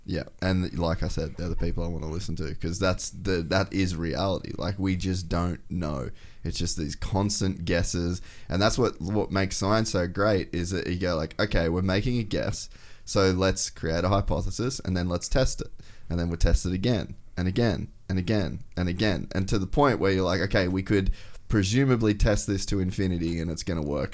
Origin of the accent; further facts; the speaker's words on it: Cairns, Queensland, Australia; I grew up in Cairns